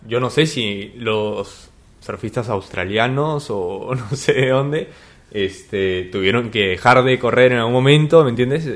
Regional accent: Peru; soy peruano

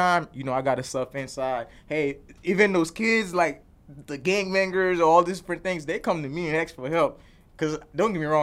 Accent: Chicago, Illinois, United States; also born or lived in Cuba; growing up in Chicago

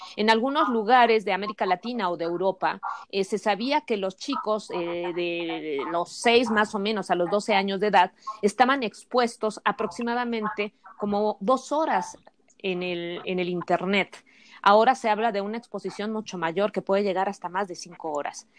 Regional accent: Mexico; nosotros contamos como sociedad mexicana

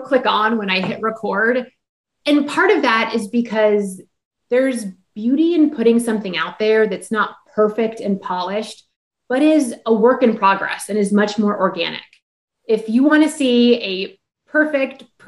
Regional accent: Alaska, United States; moved away as an adult; also born or lived in Texas; I grew up in Alaska

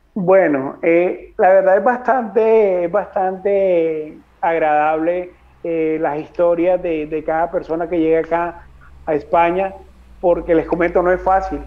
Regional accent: Colombia; moved away as an adult; now in Madrid, Spain; salí de, de Bogotá el 30 de octubre llegué acá a Madrid el 31

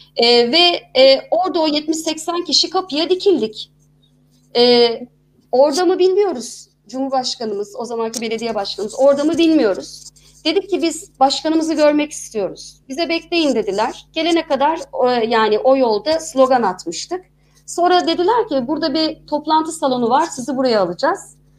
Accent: İzmir, Turkey; moved away as an adult; also born or lived in Istanbul; Ben bir İzmirliyim.

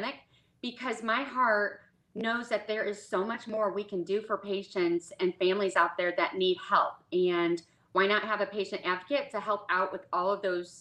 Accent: Midwest, United States; moved away as an adult; now in Dallas, United States; I'm originally from the Midwest. Now I'm down in Dallas, Texas. We moved down 4 years ago

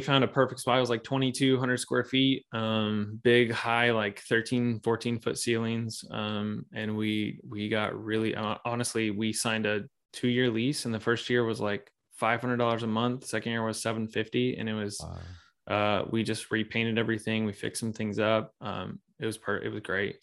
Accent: Springfield, Missouri, United States; I grew up here in the Midwest. So I'm in Missouri, um, Springfield, Missouri to be exact.

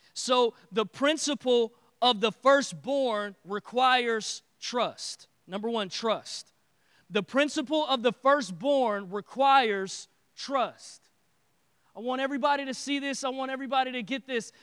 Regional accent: Detroit, Michigan, United States; now in Texas, United States; I am from Detroit

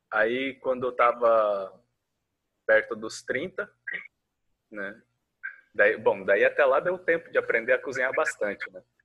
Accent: Foz do Iguaçu, Paraná, Brazil; moved away as an adult; also born or lived in Curitiba; quando me mudei de Foz do Iguaçu para Curitiba

